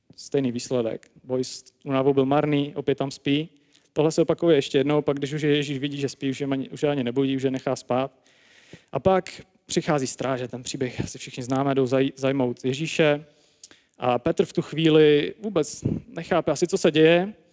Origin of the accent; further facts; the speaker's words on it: Prague, Czechia; jsem teda sám z Prahy